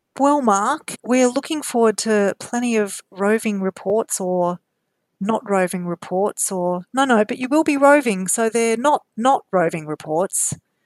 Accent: Queensland, Australia; here in Queensland, both Mel and my home state.

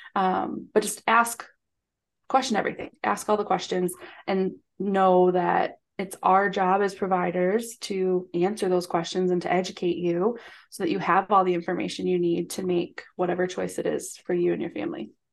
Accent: Michigan, United States; now in Chicago, United States; We're from Michigan

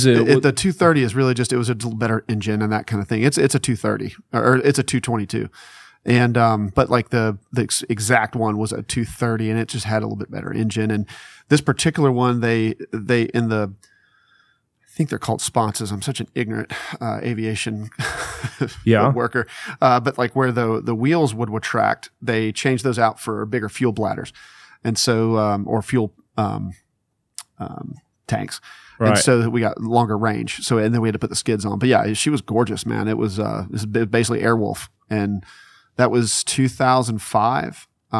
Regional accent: Mississippi, United States; I'm from Mississippi, and that was the job.

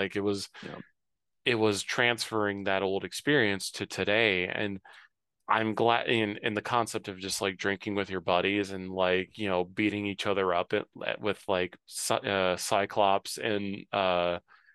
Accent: Cincinnati, Ohio, United States; I grew up in Cincinnati, in downtown

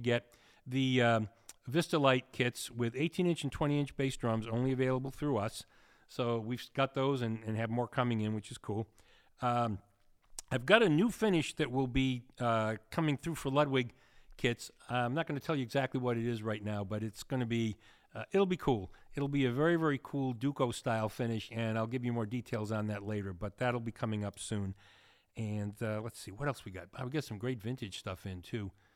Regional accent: New England, United States; accent: New England; moved away; I come from New England, which I do.

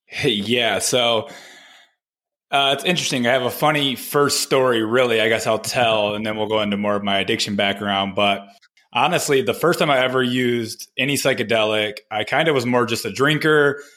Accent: Flint, Michigan, United States; I grew up in Flint, Michigan

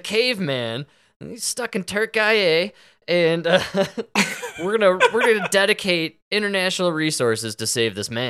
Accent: Chicago, Illinois, United States; now in Colorado, United States; we're from Chicago and we grew up when Oprah was fat.

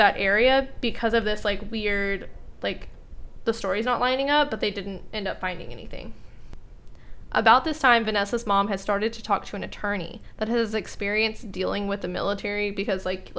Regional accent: Texas, United States; I'm from Texas, born and raised

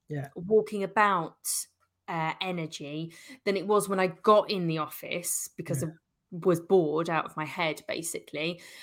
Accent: London, United Kingdom; moved away as an adult; I was brought up in South London, lived in South London till I was, I think, 39.

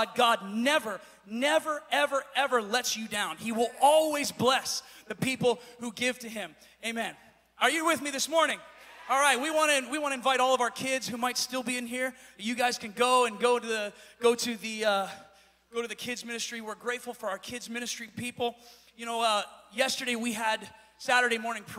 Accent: Pennsylvania, United States; moved away as an adult; now in California, United States; I'm from Pennsylvania. My wife and I have only lived out here for about 7 or 8 years now.

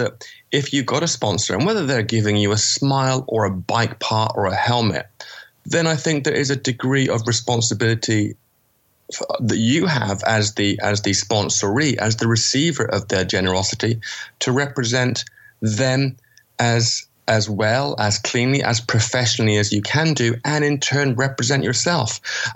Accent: England, United Kingdom; moved away; I'm English.

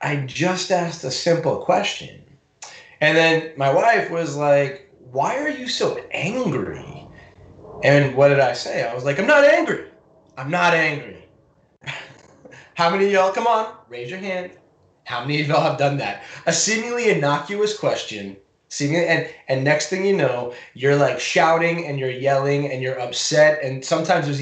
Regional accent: Long Island, New York, United States; I grew up on Long Island

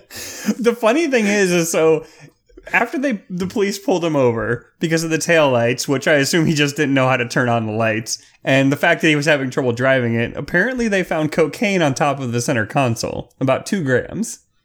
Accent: Clearwater, Florida, United States; near my hometown of Clearwater, Florida.

